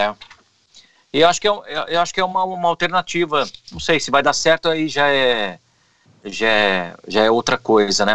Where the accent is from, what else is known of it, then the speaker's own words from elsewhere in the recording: Auriflama, São Paulo, Brazil; now in Americana, Brazil; lá na minha cidade, Auriflama